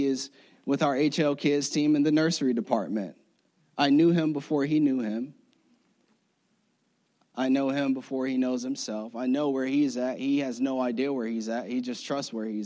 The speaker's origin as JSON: {"language": "English", "region": "Florida", "country": "United States", "moved": "as an adult", "said": "I'm from Florida."}